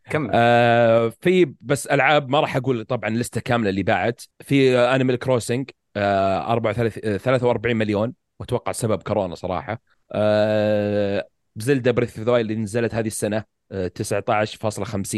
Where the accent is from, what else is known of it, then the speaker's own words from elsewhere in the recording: Saudi Arabia; عندنا في السعوديه